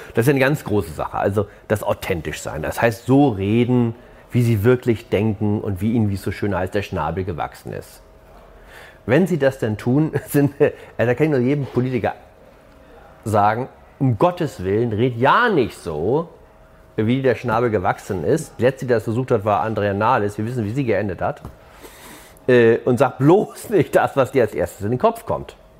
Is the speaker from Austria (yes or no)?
no; Hamburg, Germany; ich bin ja auch aus Hamburg